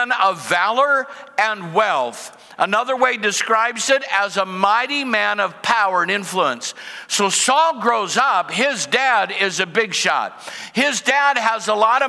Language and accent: English; Cedar Rapids, Iowa, United States; I grew up in Cedar Rapids, the city of five seasons